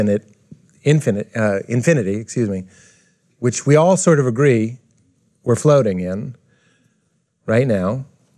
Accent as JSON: {"language": "English", "town": "Boston", "region": "Massachusetts", "country": "United States", "said": "I'm from Boston, where white people are racist to other types of white people."}